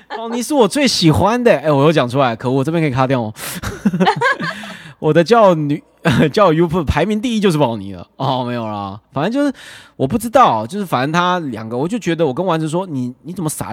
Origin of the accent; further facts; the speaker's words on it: Hualien County, Taiwan; now in Taipei, Taiwan; 我明明在台北待那么久，我在花， 我只要在交友软体讲说我是花莲人